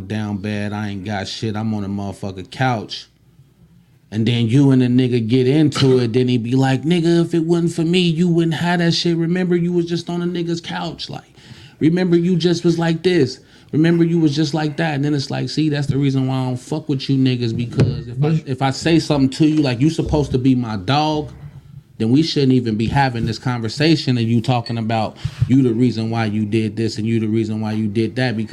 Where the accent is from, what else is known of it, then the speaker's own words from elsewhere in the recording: Covington, Kentucky, United States; I'm from Covington